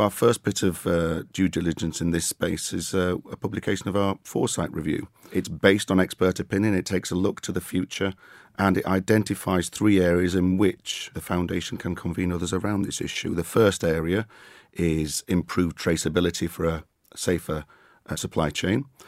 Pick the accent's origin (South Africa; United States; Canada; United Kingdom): United Kingdom; Yorkshire and the Humber; as a Yorkshire man